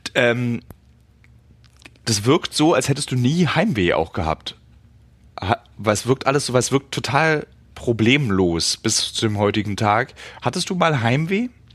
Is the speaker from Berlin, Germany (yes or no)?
yes; Berlin, Germany; als Berliner